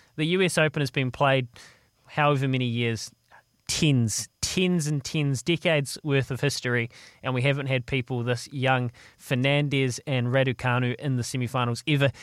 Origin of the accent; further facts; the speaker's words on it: Leithfield, Canterbury, New Zealand; Leithfield. Of all places, Leithfield.